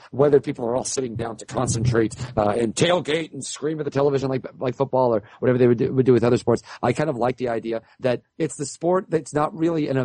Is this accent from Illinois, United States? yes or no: yes; Central Illinois, United States; We're from Central Illinois